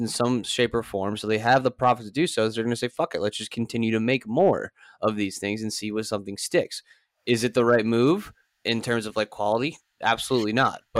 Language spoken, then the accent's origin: English; United States; as an American